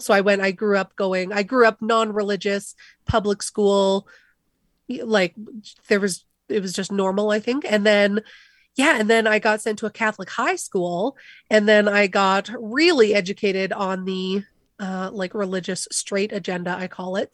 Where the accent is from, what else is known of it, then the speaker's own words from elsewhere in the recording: Calgary, Alberta, Canada; Calgary thinks, you know, where I'm from